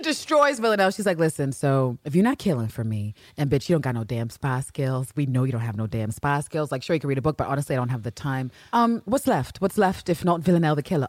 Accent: United Kingdom; me being British

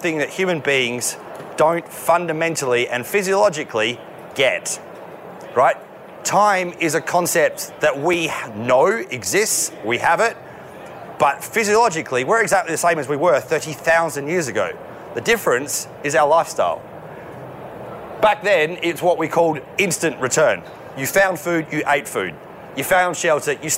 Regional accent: Australia; as an Australian male

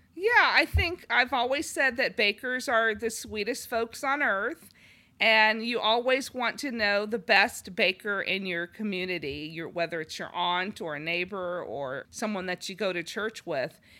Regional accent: Los Angeles, California, United States; moved away; we had grown up in large cities, um, and he's from Minneapolis, I'm from Los Angeles

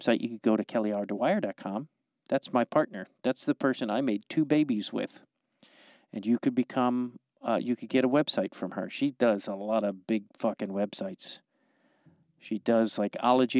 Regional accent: Streamwood, Illinois, United States; now in Los Angeles, United States; You and I are both from the suburbs of Chicago

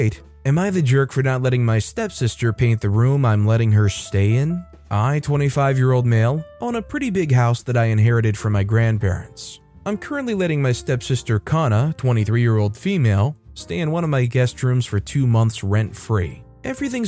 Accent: United States; as an American

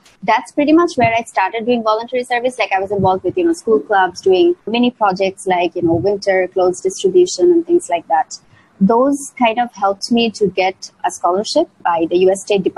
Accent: Dhaka, Dhaka Division, Bangladesh; I'm tuning in from Dhaka, Bangladesh right now. That's where I'm from.

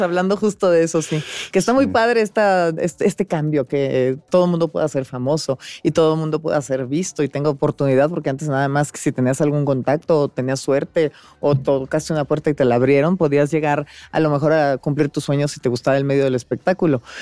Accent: Monterrey, Nuevo León, Mexico; moved away; yo vivía en Monterrey, nací en Monterrey, Nuevo León

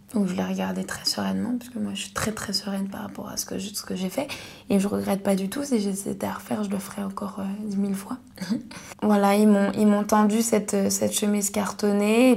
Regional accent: Paris region, Île-de-France, France; je suis née sous X à Paris

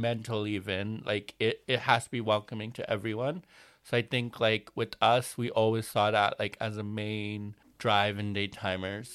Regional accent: United States; I grew up in New Jersey and New York

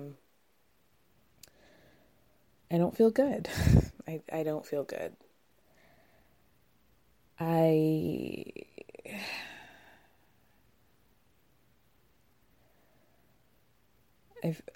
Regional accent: Georgia, United States; also born or lived in Illinois; now in New York, United States; I grew up in the suburbs of Georgia

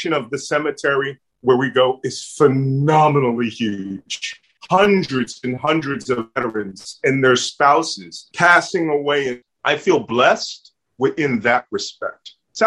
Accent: Philadelphia, Pennsylvania, United States; accent: Philly; my Philly accent

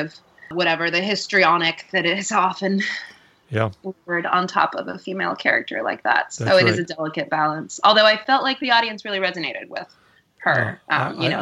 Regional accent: Costa Rica; now in New York, United States; I come from, I grew up in Costa Rica

